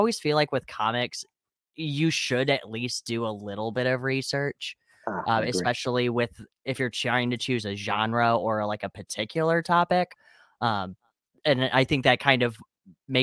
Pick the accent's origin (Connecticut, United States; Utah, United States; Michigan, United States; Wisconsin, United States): Michigan, United States; Wayne; also born or lived in Westland, Michigan / Ypsilanti, Michigan; I live in Michigan, and I have always been in Michigan. It's potholes and construction and snow all the freaking time. So I grew up in Wayne